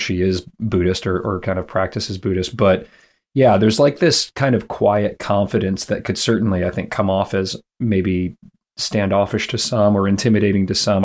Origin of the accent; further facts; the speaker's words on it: Michigan, United States; also born or lived in Los Angeles, California; now in Louisville, United States; I grew up in Michigan. My parents were there